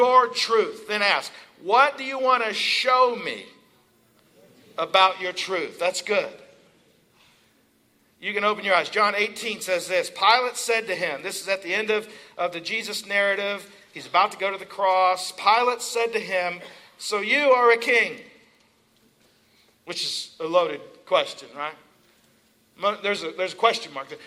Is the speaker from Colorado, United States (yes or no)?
no; Eastern Kentucky, United States; now in Pennsylvania, United States; I'm from Eastern Kentucky.